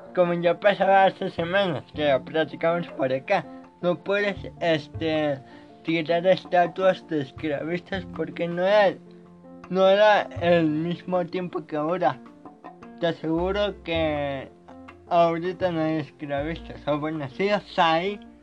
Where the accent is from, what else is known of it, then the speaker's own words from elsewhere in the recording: Mexico; yo soy de México